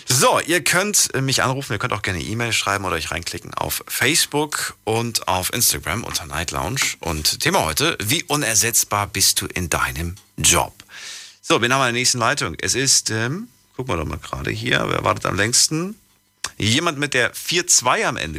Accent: Frankfurt, Hesse, Germany; moved away; ehemals aus Frankfurt

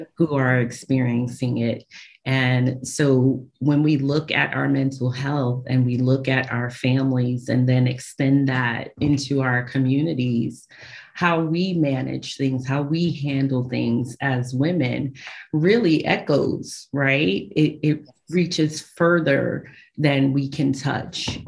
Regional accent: New York City, New York, United States; I, I, uh, was born and raised in Brooklyn, New York. Um, I'm a Brooklyn girl.

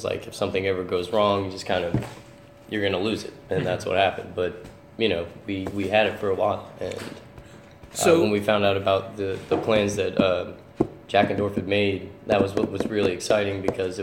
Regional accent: Dallas, Texas, United States; now in Trenton, United States; I'm not originally from Trenton, but growing up in Dallas area, down in Texas

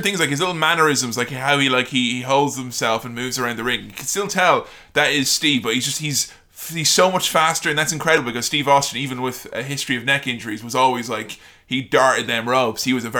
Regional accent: Ireland; I'm Irish

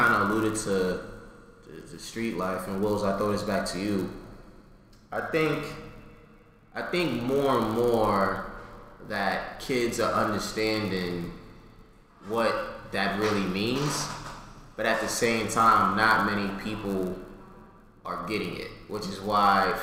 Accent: Yonkers, New York, United States; also born or lived in New Rochelle / White Plains; growing up in Yonkers and just living in that environment on the south side

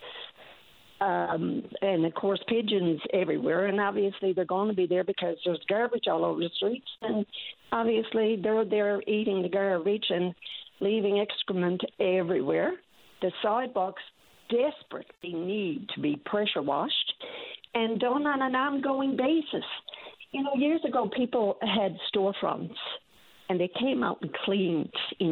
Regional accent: St. John's, Newfoundland and Labrador, Canada; we grew up in St. John's. We're from St. John's

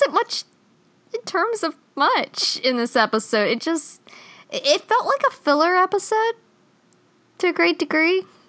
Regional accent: United States; As an American

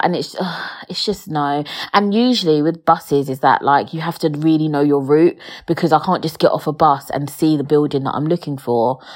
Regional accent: London, United Kingdom; I weren't born and raised in London.

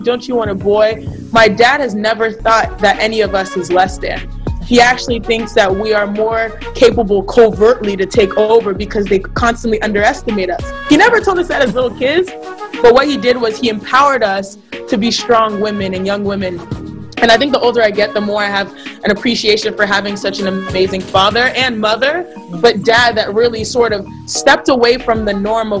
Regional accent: Houston, Texas, United States; So growing up in Houston, Texas, we'd still go back home to Nigeria every year or so. And so we still, even though we grew up in Texas, I grew up in a Nigerian house, you know?

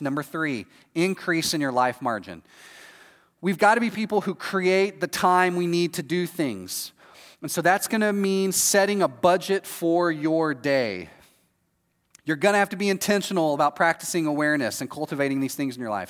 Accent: Texas, United States; moved away as an adult; now in Florida, United States; I'm from Texas, this is how I grew up.

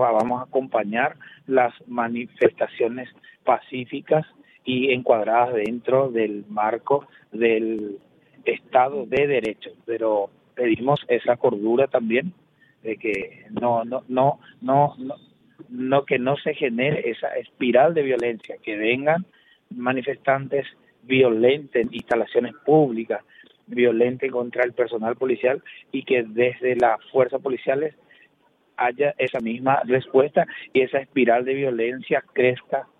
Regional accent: Paraguay; hablo como ciudadano paraguayo

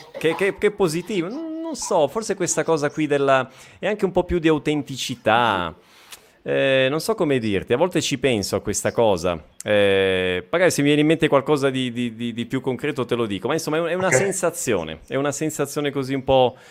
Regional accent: province of Bergamo, Lombardy, Italy; now in Brazil; ho passato sì. l'infanzia in provincia di Bergamo

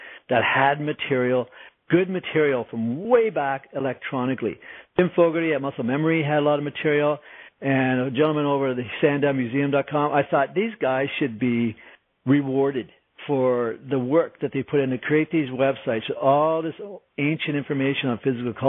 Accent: Canada; I'm Canadian

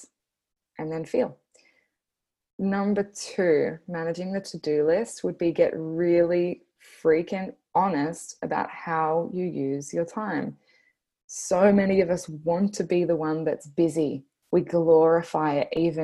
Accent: Australia; accent: Bogan Australian; my Bogan Australian accent

